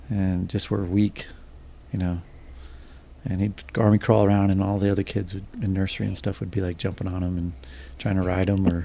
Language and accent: English; Las Vegas, Nevada, United States; also born or lived in Houston, Texas; now in Phoenix, United States; I grew up pretty much in the, the West. I grew up in Las Vegas, Houston, Texas, and but I've primarily lived here in Phoenix, Arizona since 1993.